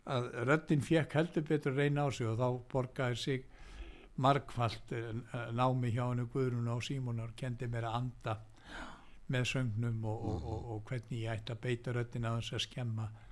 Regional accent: Reykjavík, Capital Region, Iceland; ég er fættur og uppalinn í Reykjavík

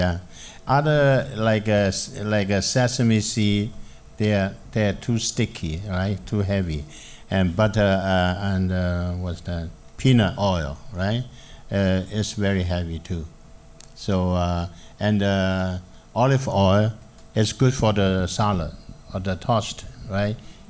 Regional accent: Edmonton, Alberta, Canada; English is a second language; He said, ask me, where are you from? I said, Edmonton.

